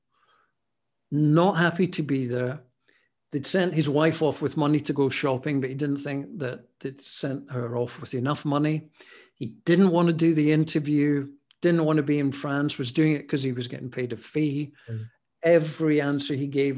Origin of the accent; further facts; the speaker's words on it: Scotland, United Kingdom; Being Scottish